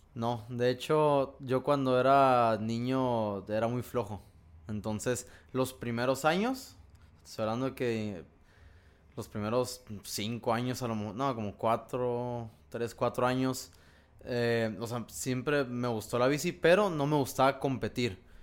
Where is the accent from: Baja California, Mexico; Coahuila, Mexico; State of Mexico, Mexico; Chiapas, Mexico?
Baja California, Mexico; Ensenada; como soy de Ensenada, allá desde los 11, 12 años entrenábamos solos